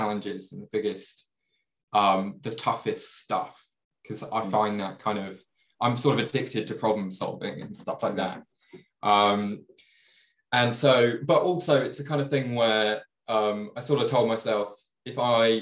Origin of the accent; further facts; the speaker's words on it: Leicestershire, East Midlands, United Kingdom; also born or lived in Hatfield, Hertfordshire; now in London, United Kingdom; originally, I was from Leicestershire, so the Midlands of the UK.